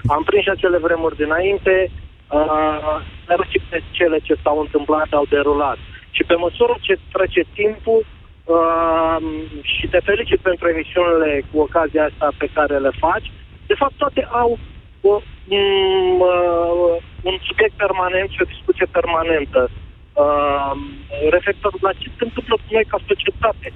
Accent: Brașov, Brașov County, Romania; eu sunt de la Brașov

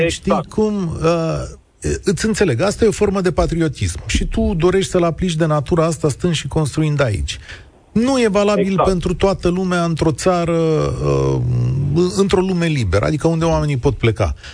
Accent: Romania; now in England; Deci la ce mi-am permis eu ca român în Anglia, aș zice că am stat extraordinar.

